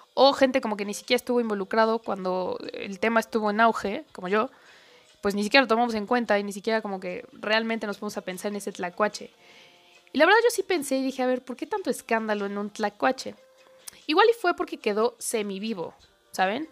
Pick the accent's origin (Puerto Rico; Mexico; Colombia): Mexico; como mexicano